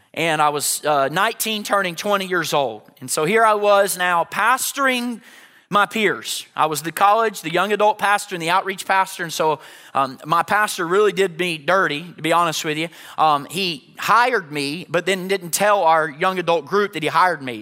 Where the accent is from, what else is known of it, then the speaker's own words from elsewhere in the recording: Chattanooga, Tennessee, United States; I grew up in Chattanooga, Tennessee